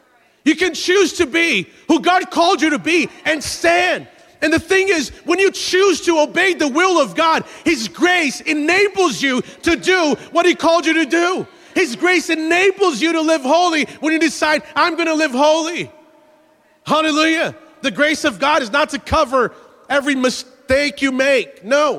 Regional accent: Brazil; born there; and I was born in Brazil. And for a long time, I loved cold weather.

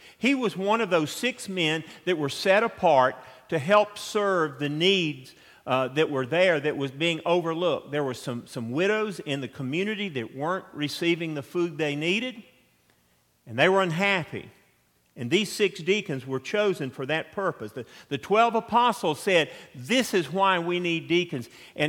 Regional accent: Atlanta, Georgia, United States; I grew up in South Atlanta, and our nearest neighbors were the original Chick-fil-A, the Dwarf House, and the Delta Hangar

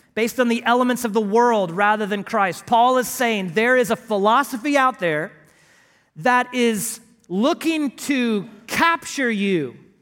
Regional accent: Houston, Texas, United States; grew up as a flatlander in Houston, Texas

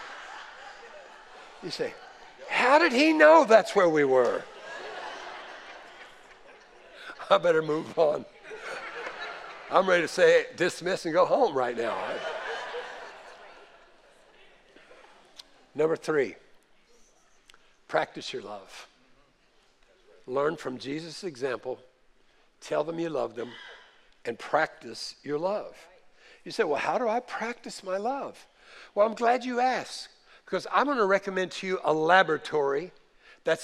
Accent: the North, United States; moved away; we were raised in the North

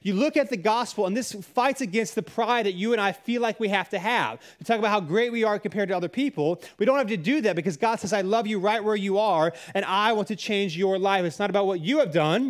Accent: Cary, North Carolina, United States; I grew up in Cary

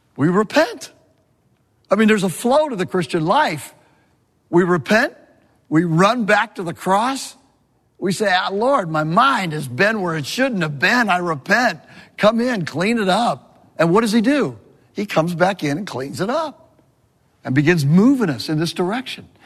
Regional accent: California, United States; moved away; I'm a Californian

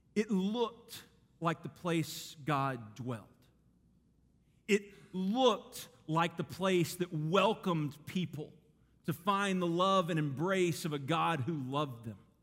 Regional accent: Garland, Texas, United States; I grew up in Garland, Texas, big city

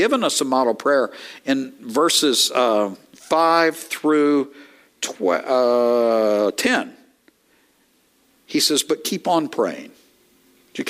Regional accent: East Texas, United States; I am from East Texas

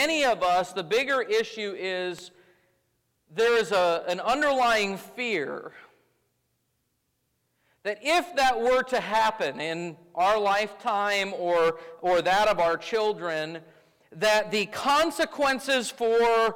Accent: United States; As American Christians, we have been very blessed to live our entire lives in religious freedom

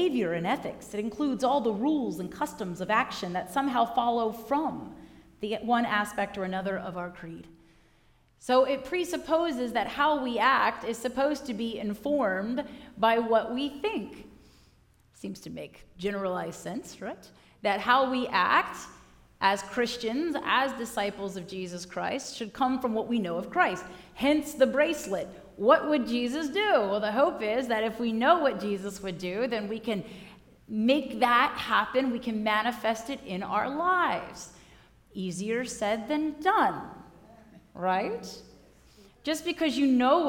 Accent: Northern Virginia, United States; moved away as an adult; also born or lived in Norfolk, Virginia; now in Crozet, United States; I grew up in Northern Virginia, and the culture up there was a lot more type A than down here in Crozet

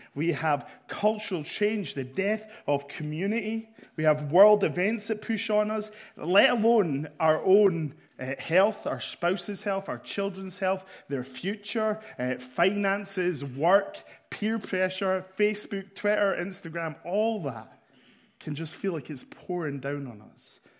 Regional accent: Scotland, United Kingdom; I'm here from Scotland

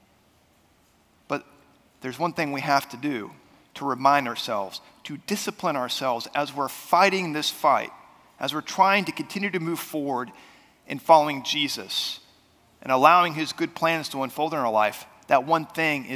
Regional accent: United States; now in Oklahoma, United States; I grew up right outside of Washington, D.C.

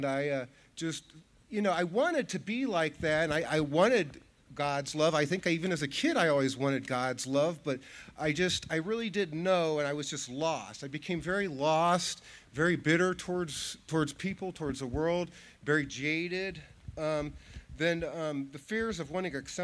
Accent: Wadsworth, Ohio, United States; I grew up here in Wadsworth, Ohio.

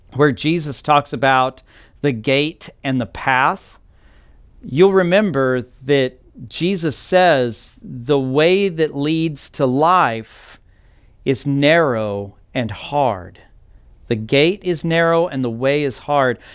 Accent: Texas Panhandle, United States; moved away as an adult; now in Arizona, United States; I grew up in Texas, specifically the Texas Panhandle

